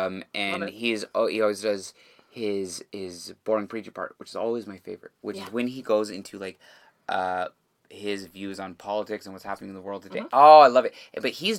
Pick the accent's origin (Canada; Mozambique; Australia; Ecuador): Canada; I am just as Canadian as any other motherfucker out there